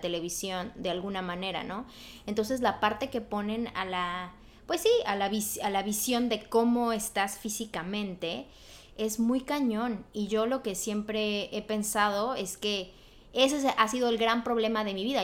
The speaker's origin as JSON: {"language": "Spanish", "country": "Mexico", "moved": "yes", "lives_now": "Los Angeles, United States", "said": "yo soy de México, pero yo vivo pues aquí en Los Ángeles"}